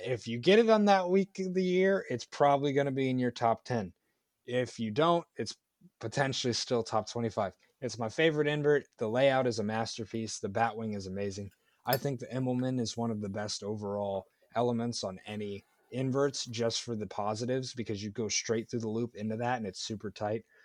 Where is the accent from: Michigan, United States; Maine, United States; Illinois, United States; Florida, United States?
Florida, United States; my home state of Florida